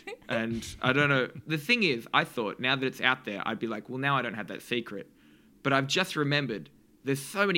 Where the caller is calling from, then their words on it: New Zealand; I'm in New Zealand.